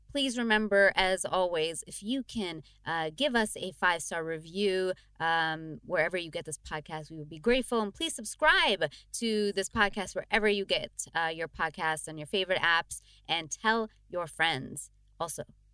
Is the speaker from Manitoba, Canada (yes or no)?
no; Toronto, Ontario, Canada; moved away; I'm home in Toronto